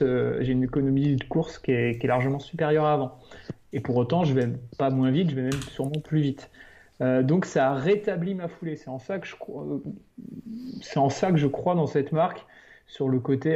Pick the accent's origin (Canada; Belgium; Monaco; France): France; on est français